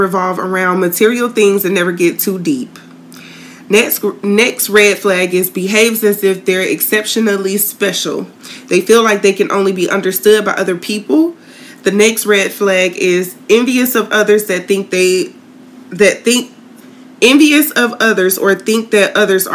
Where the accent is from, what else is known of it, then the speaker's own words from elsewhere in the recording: Tallahassee, Florida, United States; moved away as an adult; now in St. Petersburg, United States; moved from my hometown down to originally St. Pete